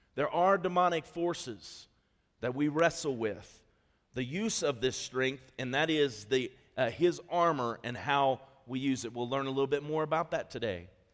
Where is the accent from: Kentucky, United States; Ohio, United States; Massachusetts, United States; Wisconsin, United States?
Ohio, United States; moved away as an adult; now in Colorado Springs, United States; I came from Ohio